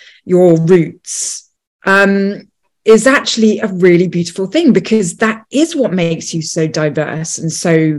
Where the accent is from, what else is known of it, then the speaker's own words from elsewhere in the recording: London, United Kingdom; And, you know, I was born in London